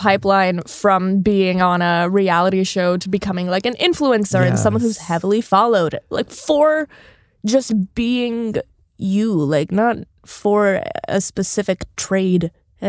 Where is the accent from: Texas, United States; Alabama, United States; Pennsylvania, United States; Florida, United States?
Florida, United States; Tampa; I didn't watch Selling Sunset, but I did watch Selling Tampa because I'm from Tampa, but not that part of Tampa.